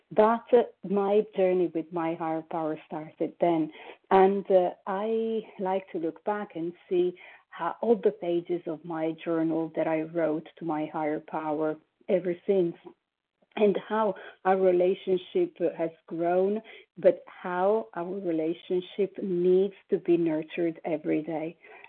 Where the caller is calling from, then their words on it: Paris, Île-de-France, France; I am calling from Paris, France.